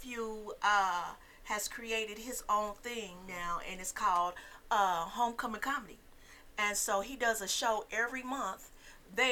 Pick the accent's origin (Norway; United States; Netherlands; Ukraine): United States; Indianapolis, Indiana; I'm from Indianapolis. Indianapolis, Indiana, Naptown. Yep. Matter of fact, grew up in the same neighborhood